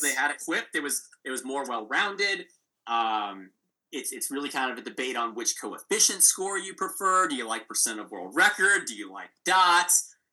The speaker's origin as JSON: {"language": "English", "country": "United States", "said": "as an American"}